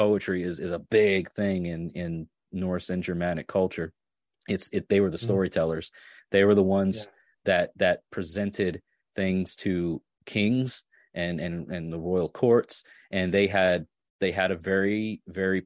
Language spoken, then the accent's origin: English; North Shore of Long Island, New York, United States; I'm from New York, and I literally grew up near very large bodies of salt water